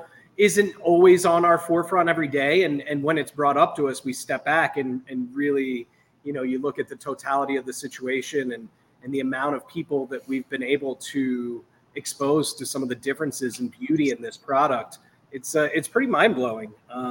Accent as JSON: {"language": "English", "region": "East Coast", "country": "United States", "moved": "yes", "lives_now": "Chicago, United States", "said": "Michael and I are both from the East Coast originally"}